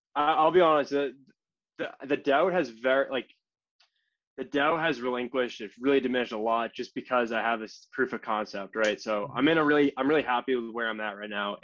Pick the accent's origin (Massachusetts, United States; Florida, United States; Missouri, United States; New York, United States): Massachusetts, United States; Hingham; grew up in Hingham, Massachusetts my entire life, uh, like 25 minutes south of Boston